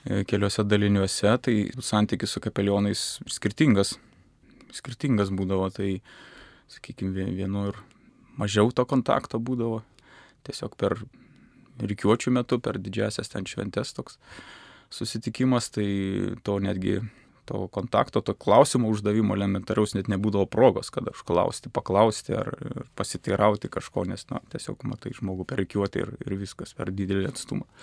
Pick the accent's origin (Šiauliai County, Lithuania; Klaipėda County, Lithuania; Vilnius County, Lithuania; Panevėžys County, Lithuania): Šiauliai County, Lithuania; Joniškis; Aš esu kilęs iš Joniškio, iš, iš Šiaurės Lietuvos, ten prie Latvijos sienos nedidelis visai miestelis, 8 ar 10 tūkstančių gyventojų, yra labai graži bažnyčia